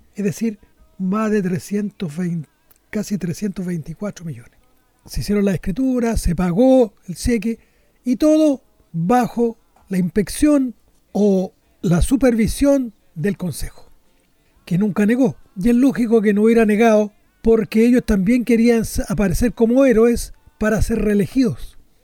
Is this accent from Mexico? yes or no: no; Chile; como los chilenos somos tan quisquillosos